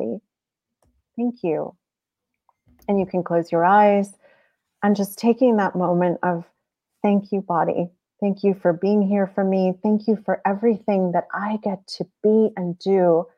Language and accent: English; Cleveland, Ohio, United States; now in Maryland, United States; I was born in Cleveland, though. So. So my body chose to be born in Cleveland